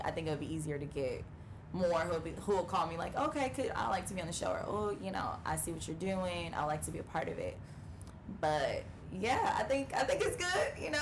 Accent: California, United States; moved away; And I was in my hometown. I'm from California

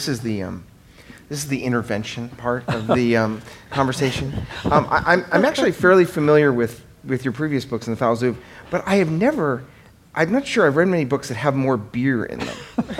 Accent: California, United States; And as a Californian who's somewhat sensitive, given we're on the business end of this business from the Trump administration on this subject

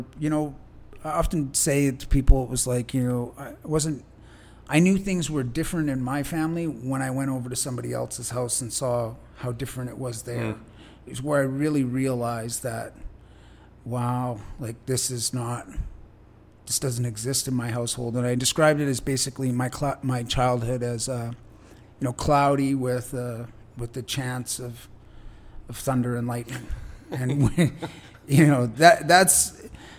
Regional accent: Richmond, British Columbia, Canada; I grew up in Richmond

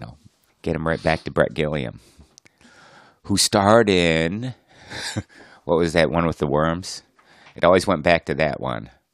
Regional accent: Plymouth, Michigan, United States; my hometown of Plymouth, Michigan

